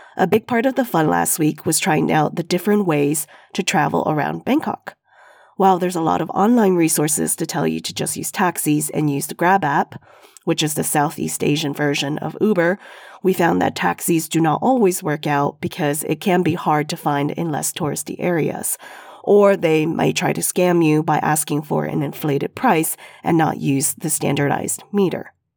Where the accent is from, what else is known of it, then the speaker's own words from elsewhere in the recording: Sichuan, China; I'm from Sichuan, the chili capital of China